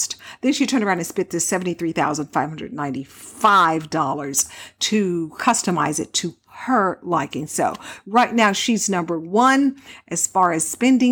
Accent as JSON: {"language": "English", "town": "Houston", "region": "Texas", "country": "United States", "tie": "born or raised there", "moved": "yes", "lives_now": "Las Vegas, United States", "said": "I grew up in Texas. And so, yeah, in Houston, to be more exact"}